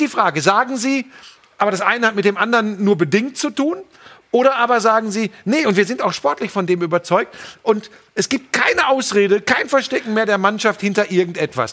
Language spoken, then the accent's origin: German; Hagen, North Rhine-Westphalia, Germany; Ich komme aus Hagen